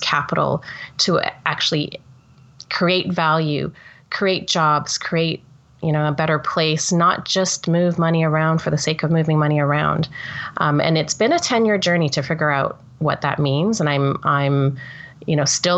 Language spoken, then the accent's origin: English; Toronto, Ontario, Canada; I'm Canadian, born and bred in Toronto, and I grew up in a working class family